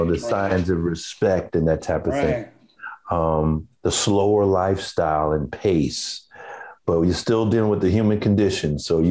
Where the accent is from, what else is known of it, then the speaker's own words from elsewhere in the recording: New York City, New York, United States; I was born in Brooklyn, New York. My family is predominantly from the southern part of the United States, Georgia and Florida. Grew up in Brooklyn with my mom.